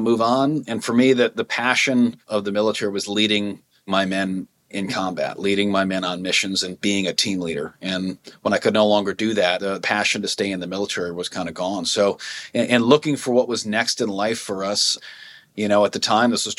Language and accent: English; Minnesota, United States; now in Montana, United States; I grew up, as I said, on a lake in Minnesota